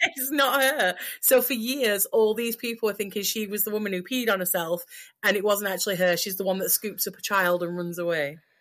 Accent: Yorkshire and the Humber, United Kingdom; accent: broad Yorkshire; I'm apparently broiled Yorkshire

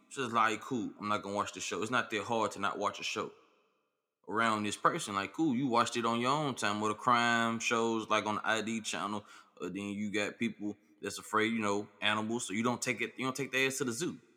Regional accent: Memphis, Tennessee, United States; I'm from Memphis

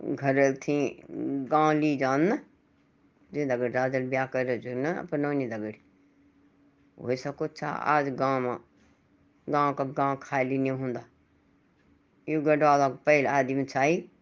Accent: Pahari, Uttarakhand, India; हम तो पहाड़ी लोग

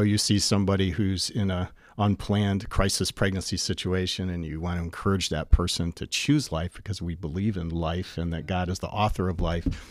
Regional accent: Bay City, Michigan, United States; born and raised in Bay City, Michigan

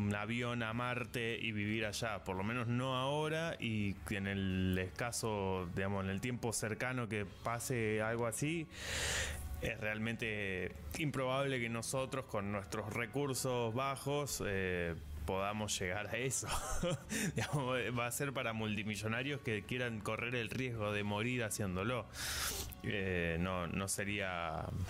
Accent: Sierras Chicas, Córdoba, Argentina; now in Córdoba, Argentina; vivo en la ciudad de Córdoba, soy originalmente de Sierras Chicas

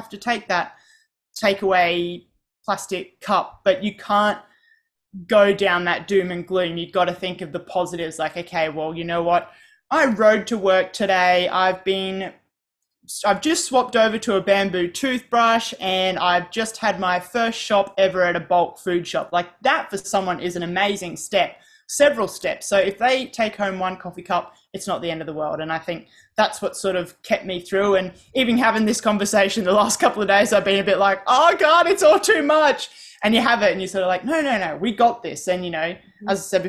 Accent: Australia; I'm from Australia.

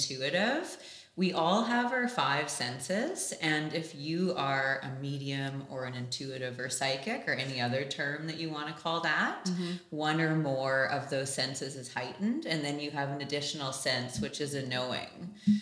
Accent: Canada; also born or lived in London; I am from Canada. I was born and raised here

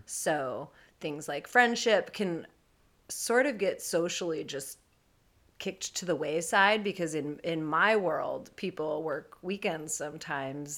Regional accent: San Francisco Bay Area, California, United States; I am from the Bay Area, born and raised here

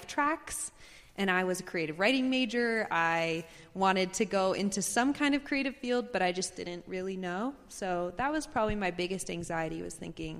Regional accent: Connecticut, United States; now in Denver, United States; I live in Denver now, grew up in Connecticut

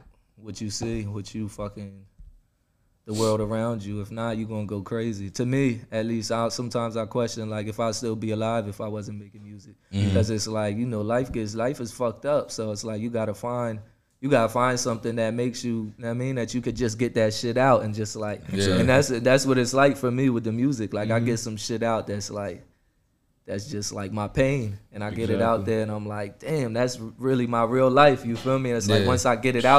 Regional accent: Cumberland County, New Jersey, United States; we're coming from Cumberland County. It's the poorest county

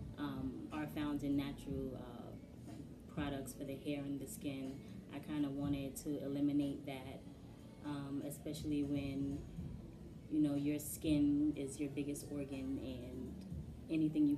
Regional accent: New York City, New York, United States; Born and raised in Brooklyn my whole life

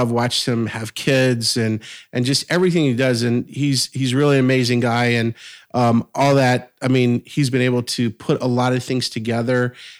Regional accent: Louisiana, United States; South Louisiana. So 60 miles southwest of New Orleans.

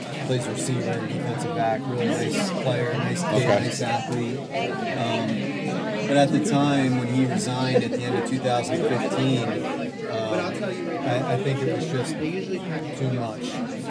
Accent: Trappe, Pennsylvania, United States; I grew up in Trap. I actually went to Perkiomen Valley High School.

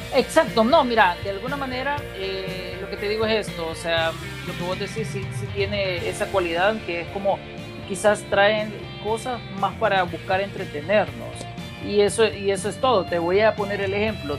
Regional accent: El Salvador; nosotros como latinos y más como salvadoreños

